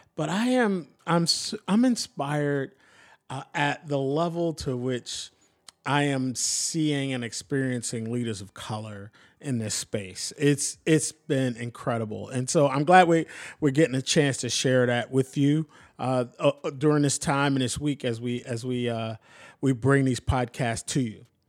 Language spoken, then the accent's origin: English; Philadelphia, Pennsylvania, United States; also born or lived in Atlanta; now in Portland, United States; I'm from Philly. I grew up in the city.